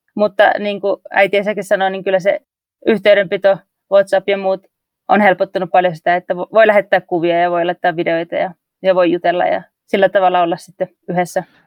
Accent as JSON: {"language": "Finnish", "region": "North Karelia", "country": "Finland", "moved": "as an adult", "lives_now": "Papua New Guinea", "said": "kun mä oon Pohjois-Karjalasta kotoisin"}